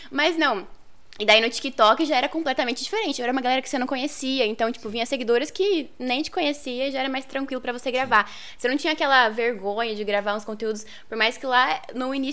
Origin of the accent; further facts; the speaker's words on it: Apucarana, Paraná, Brazil; also born or lived in Goioerê / Londrina; now in Ponta Grossa, Brazil; aqui em Ponta Grossa, acho que desde 2014, mas vim de várias outras cidades aí do norte do Paraná, né? Eu nasci em Apucarana, morei acho que até meus oito anos lá, daí comecei a mudar, fui pra Goiurê, Londrina, morei em Paranavaí, agora tô aqui.